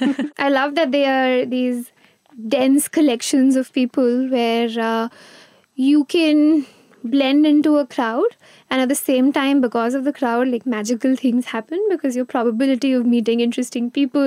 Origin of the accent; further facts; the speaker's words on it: Gujarat, India; also born or lived in Mumbai; I was born in Bombay, but I grew up in Gujarat, which is funny considering that I've written a Bombay novel now. I moved every 2 or 3 years.